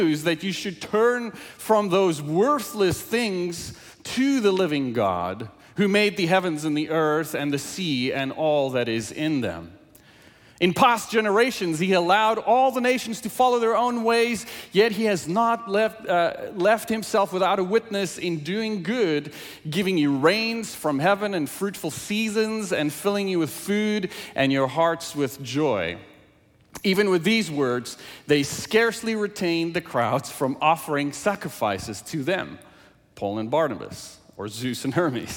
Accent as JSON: {"language": "English", "country": "South Africa", "tie": "born or raised there", "first_language": "Afrikaans", "second_language": "English", "moved": "yes", "said": "English is my second language, and I grew up speaking Afrikaans from South Africa"}